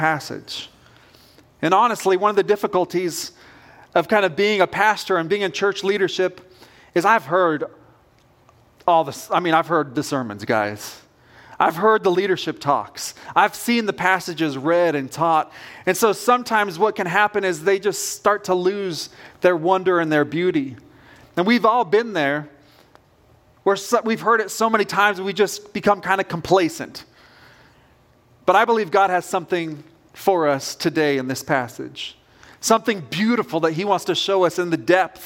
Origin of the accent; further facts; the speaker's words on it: Southern Oregon, United States; moved away; I grew up on the West Coast. I was born in a small town in Southern Oregon.